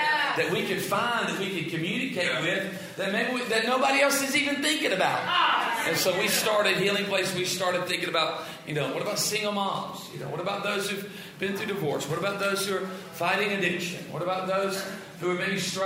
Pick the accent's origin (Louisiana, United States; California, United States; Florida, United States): Louisiana, United States; South; I'm from South Louisiana.